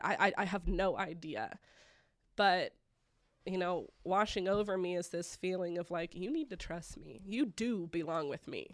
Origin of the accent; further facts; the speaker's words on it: Broken Arrow, Oklahoma, United States; I was raised here in Broken Arrow